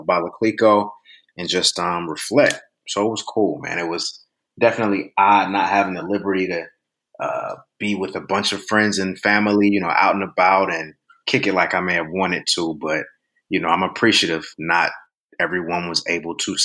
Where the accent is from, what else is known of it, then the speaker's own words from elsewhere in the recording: Cleveland, Ohio, United States; Born and raised in Cleveland, Ohio.